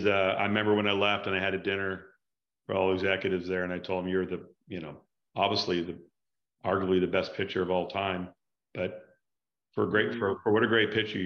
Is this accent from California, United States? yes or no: yes; Huntington Beach, California, United States; I'm from Huntington Beach, not Newport, but from Huntington.